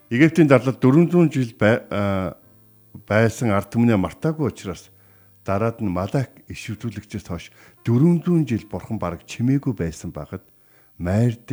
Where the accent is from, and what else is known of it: Mongolia